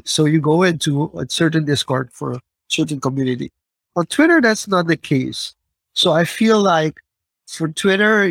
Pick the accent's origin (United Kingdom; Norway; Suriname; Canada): Suriname; my home country, for Suriname